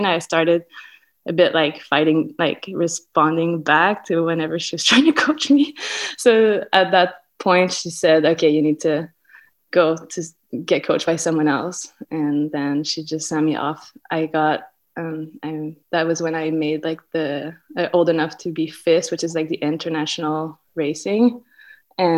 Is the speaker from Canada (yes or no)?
yes; Saint-Sauveur, Quebec, Canada; now in Whistler, Canada; I grew up in Saint-Sauveur, Quebec.